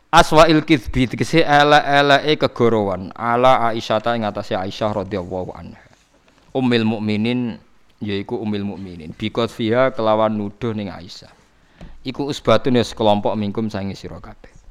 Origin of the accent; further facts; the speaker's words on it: Java, Indonesia; Lo meskipun kita sendiri sebagai orang Jawa tidak punya nyali farik misalnya.